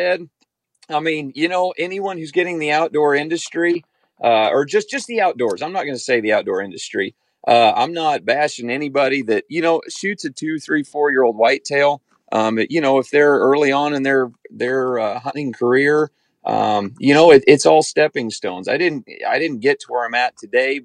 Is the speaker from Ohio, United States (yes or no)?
no; Kansas, United States; I'm from Kansas